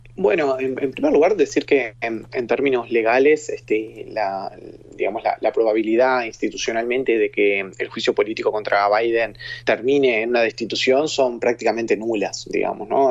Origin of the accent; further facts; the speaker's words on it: Uruguay; Soy uruguayo, estoy en Uruguay